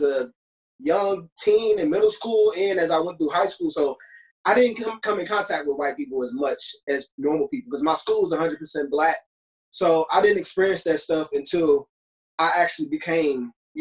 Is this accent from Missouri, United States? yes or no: yes; Ferguson, Missouri, United States; I grew up in the Ferguson area as a young child, like between pre-K and fourth grade.